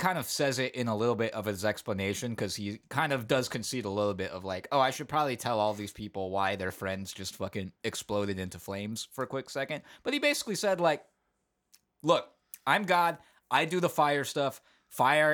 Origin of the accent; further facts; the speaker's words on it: San Francisco, California, United States; I grew up in San Francisco